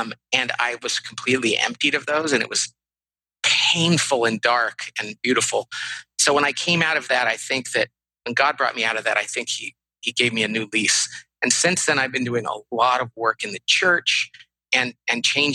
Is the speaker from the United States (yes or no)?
yes; Bakersfield, California, United States; moved away; I grew up in Central California in a town called Bakersfield